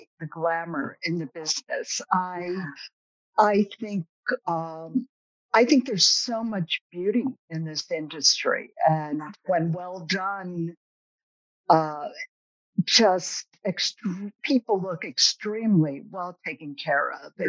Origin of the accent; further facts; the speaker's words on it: the Berkshires, Massachusetts, United States; I'm from the Berkshires